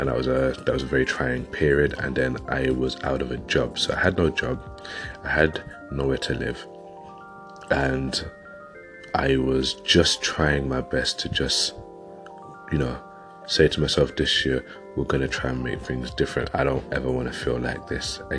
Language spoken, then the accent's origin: English; London, United Kingdom; now in West Yorkshire, United Kingdom; I'm originally from London and I've moved up to West Yorkshire, which was a good few years ago.